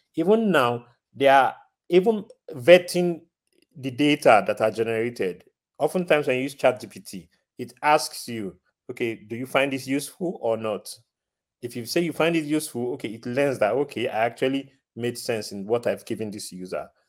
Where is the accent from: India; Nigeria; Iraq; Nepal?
Nigeria; now in Rotterdam, Netherlands; I'm originally from Nigeria. I'm currently living in the Netherlands, Rotterdam to be specific